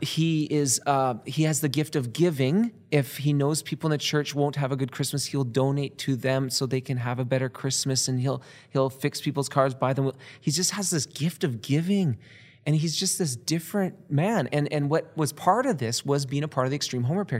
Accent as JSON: {"language": "English", "country": "Canada", "said": "we're from Canada."}